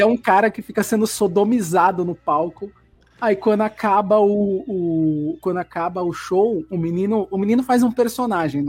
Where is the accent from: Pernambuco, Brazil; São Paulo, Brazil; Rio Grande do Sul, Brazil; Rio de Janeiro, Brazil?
São Paulo, Brazil; accent: paulista (São Paulo); como é o sotaque da galera de São Paulo